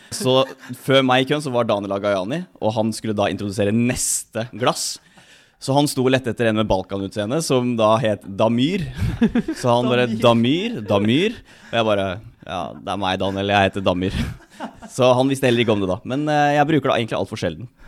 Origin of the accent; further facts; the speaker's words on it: Halden, Østfold, Norway; also born or lived in Oslo; Jeg bodde de tre, nei, fire første årene mine i Oslo. For pappa og mamma bodde der. Og så flytta vi til Halden etter det